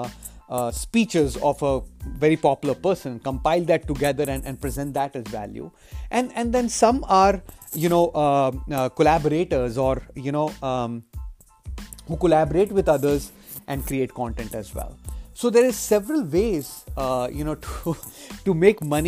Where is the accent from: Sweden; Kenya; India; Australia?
India; now in United States; I come from India. That's where I grew up